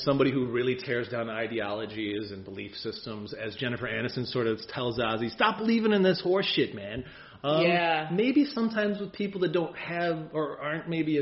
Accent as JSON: {"language": "English", "country": "Ireland", "said": "as an Irishman, or as a couple Irish folks"}